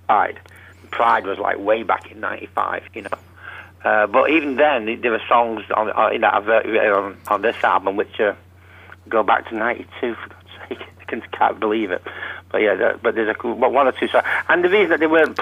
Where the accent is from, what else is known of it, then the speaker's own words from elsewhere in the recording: Salford, North West England, United Kingdom; moved away as an adult; now in Philadelphia, United States; I'm from Salford